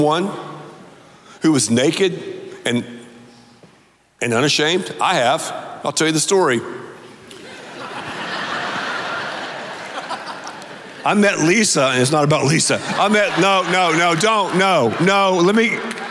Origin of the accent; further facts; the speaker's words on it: the South, United States; I grew up, because I'm from the South, saying naked